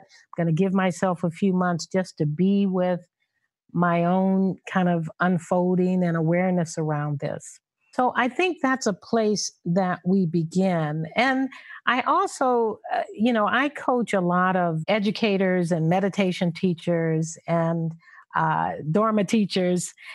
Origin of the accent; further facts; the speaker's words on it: Los Angeles, California, United States; growing up in South Central Los Angeles